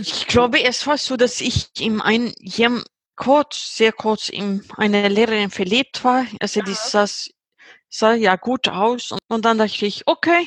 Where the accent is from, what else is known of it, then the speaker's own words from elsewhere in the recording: Uppsala, Uppsala County, Sweden; German is a second language; Ich bin 38 Jahre alt und ich sitze im Uppsala, Schweden, wo ich herkomme.